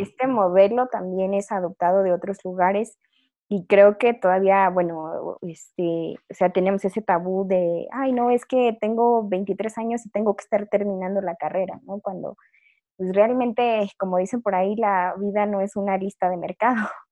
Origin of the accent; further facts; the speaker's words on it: Chiapas, Mexico; moved away; also born or lived in Zacatecas / Xalapa, Veracruz; mi familia es de Chiapas, soy chiapaneca, o sea, de acuerdo a todos mis, ancestros, descendientes y todo lo demás